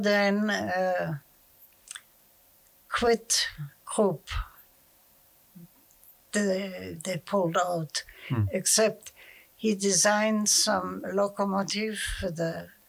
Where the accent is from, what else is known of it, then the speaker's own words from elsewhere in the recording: Bulgaria; born there; I was born in Bulgaria. Mm. And I don't know how to put it. It was a German colony, you know, and we kind of stuck together pretty close.